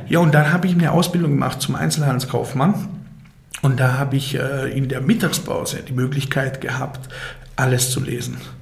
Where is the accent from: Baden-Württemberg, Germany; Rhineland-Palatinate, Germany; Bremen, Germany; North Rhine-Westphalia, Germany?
Baden-Württemberg, Germany; Titisee-Neustadt; ich bin äh, geboren und aufgewachsen im Schwarzwald